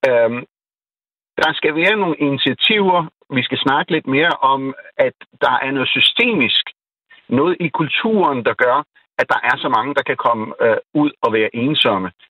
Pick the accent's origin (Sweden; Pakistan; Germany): Pakistan; now in Denmark; nu er jeg jo født og opvokset i Pakistan, som er sådan en meget socialt øh, øh, samfund